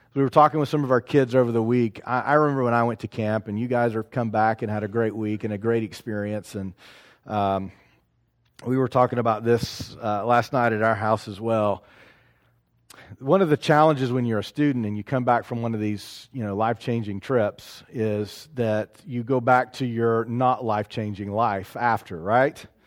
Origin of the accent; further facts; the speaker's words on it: Knoxville, Tennessee, United States; moved away; also born or lived in South Carolina; I'm in South Carolina, but I'm from Knoxville